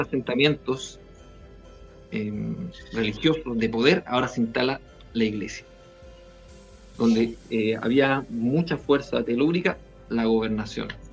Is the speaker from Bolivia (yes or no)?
no; Valparaíso, Chile; yo soy aquí de Valparaíso